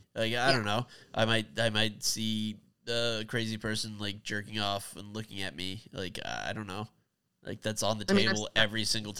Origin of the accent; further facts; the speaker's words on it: New York City, New York, United States; as a New Yorker